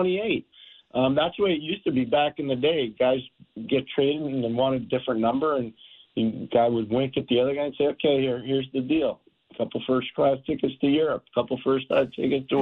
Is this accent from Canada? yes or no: yes; Canada; moved away as an adult; also born or lived in Ottawa; now in United States; My children are Canadian. I'm Canadian. My wife's Canadian